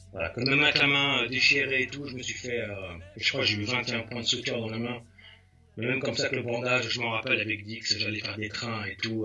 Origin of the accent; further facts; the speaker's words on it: Val-d'Oise, Île-de-France, France; moved away as an adult; also born or lived in Sarcelles / Persan; now in California, United States; je viens du Val d'Oise. Mhm je suis né à Sarcelles, j'ai grandi à Vielle-Belle